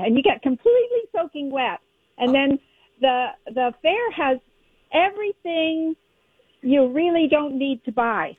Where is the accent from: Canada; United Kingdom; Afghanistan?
Canada; now in Minnesota, United States; I'm from Canada.